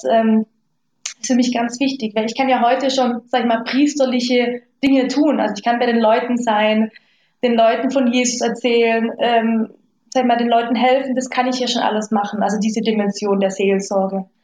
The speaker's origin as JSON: {"language": "German", "region": "Lake Constance", "country": "Germany", "tie": "born or raised there", "said": "also ich bin aufgewachsen am Bodensee jetzt nicht so katholisch."}